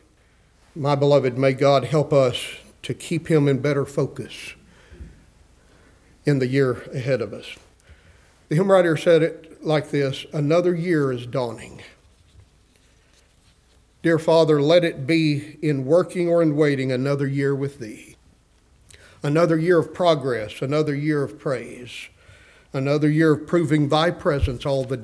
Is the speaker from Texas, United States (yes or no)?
yes; West Texas, United States; I grew up in West Texas